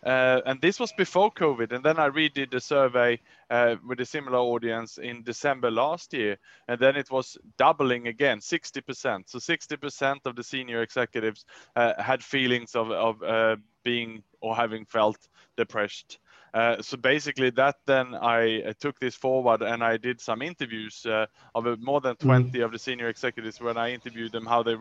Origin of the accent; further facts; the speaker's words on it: Sweden; moved away; also born or lived in Vietnam; where I come from Ross, Sweden